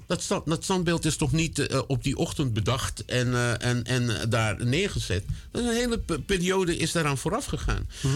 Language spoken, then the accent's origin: Dutch; Netherlands; Ik woon 68 jaar hier. ik ben hier gevormd.